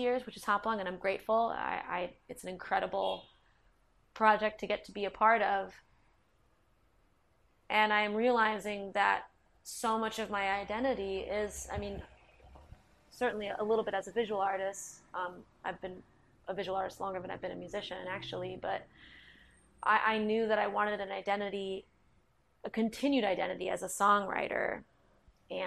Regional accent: Basking Ridge, New Jersey, United States; Mark and I grew up partially in North Jersey in a town called Basking Ridge

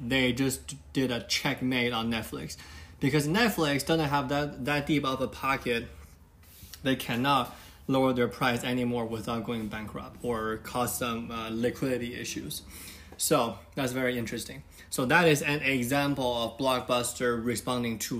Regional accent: China; now in United States; When I was little, when I was growing up in China

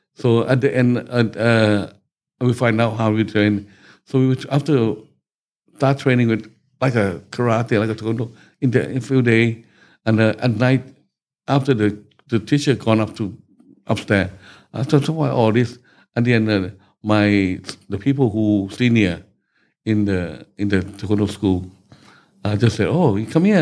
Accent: Bangkok, Thailand; I was born in Bangkok, mm. uh, 13th of June 1954. Okay, so uh, just local boy in Bangkok, growing up from back street

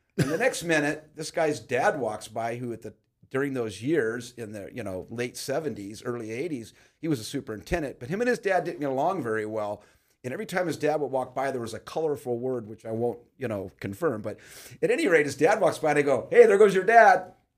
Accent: Pacoima, California, United States; but I grew up in Pacoima. I'm 60, be 65 this year.

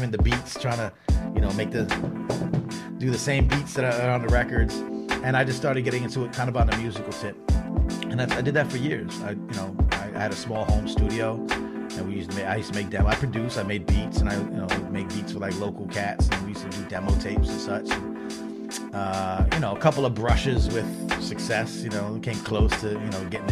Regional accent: Long Island, New York, United States; So I grew up on Long Island, right outside of New York City

